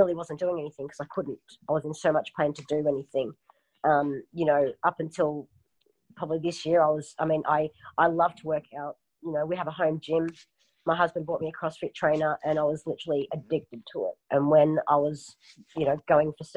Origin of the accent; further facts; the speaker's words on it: Surfers Paradise, Queensland, Australia; also born or lived in Melbourne; So I grew up in Surfers Paradise